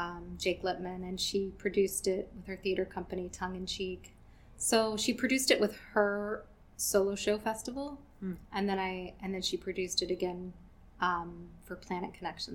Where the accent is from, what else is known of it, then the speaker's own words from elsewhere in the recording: the South, United States; I also wanted to come back kind of to my roots. Like, I am from the South